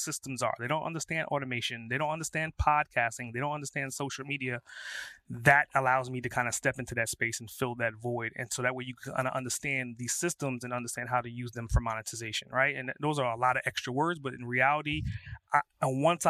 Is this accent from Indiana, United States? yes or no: no; New York City, New York, United States; I grew up in Brooklyn